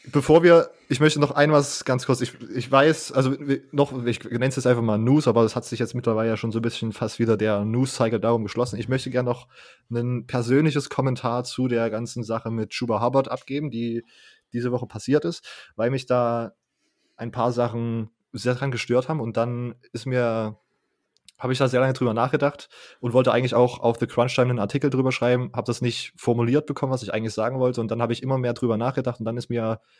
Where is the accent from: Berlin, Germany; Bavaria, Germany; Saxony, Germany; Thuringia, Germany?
Saxony, Germany; accent: Saxon; hat mich eine, eine Kommilitonen gefragt, kommst du eigentlich aus Sachsen? Und ich so, ja. Und sie so, ah, hört man.